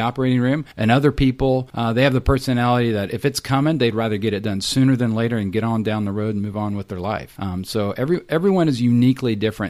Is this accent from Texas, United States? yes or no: yes; Texas, United States; also born or lived in Tennessee / Salt Lake City, Utah / Austin, Texas; I'm a Texan, so grew up in Texas